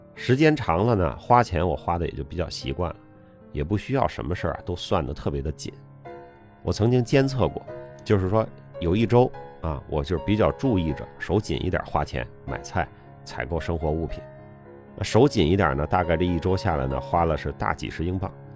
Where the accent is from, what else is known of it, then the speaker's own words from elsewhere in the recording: China; moved away as an adult; also born or lived in Beijing, China / United Kingdom; 我们中国人